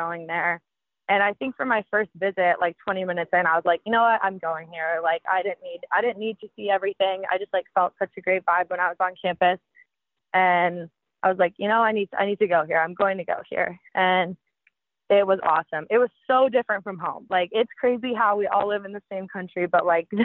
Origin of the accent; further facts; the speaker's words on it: San Diego, California, United States; moved away as an adult; also born or lived in Clemson; I'm from San Diego